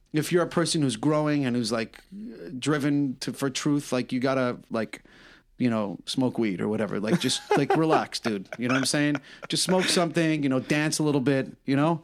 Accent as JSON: {"language": "English", "region": "New York", "country": "United States", "said": "I'm a New Yorker"}